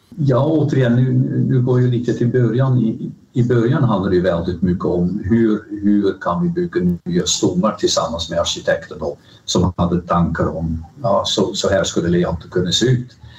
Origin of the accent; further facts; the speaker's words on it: Rotterdam, South Holland, Netherlands; Swedish is a second language; moved away as an adult; now in Sweden; Högre Tekniska Skolan i Rotterdam som jag betraktar som min hemstad